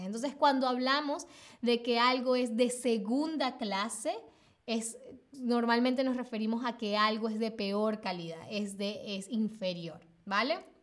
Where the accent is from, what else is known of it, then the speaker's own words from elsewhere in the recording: Venezuela; moved away as an adult; now in Berlin, Germany; me fui de Venezuela y me vine acá a Berlín sola